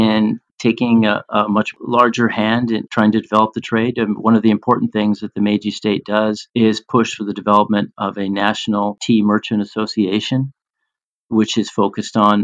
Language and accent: English; United States; here I am as an American